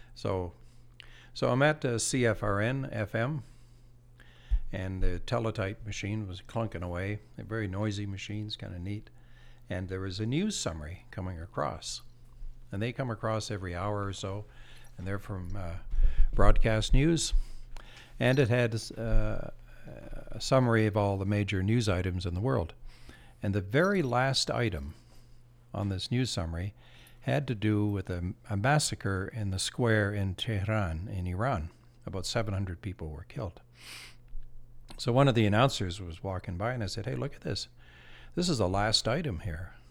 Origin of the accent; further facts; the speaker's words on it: Campbellton, New Brunswick, Canada; I'm from New Brunswick, a small town in uh, New Brunswick, northern New Brunswick, Campbellton. And as a, I grew up on the edge of town